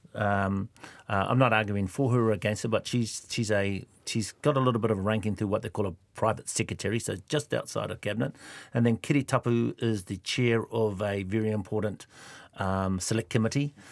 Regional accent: Kawerau, Bay of Plenty, New Zealand; I'm from Kawerau

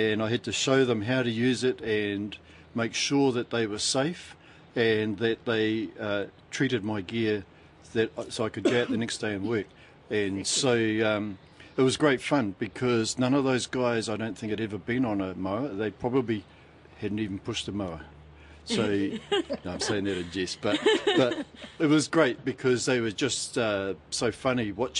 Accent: Otaki, Wellington, New Zealand; born and bred in Otaki, have a little lawnmowing business here

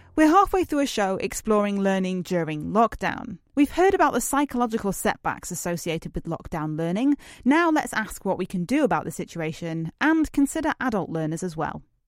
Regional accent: United Kingdom; as a British person

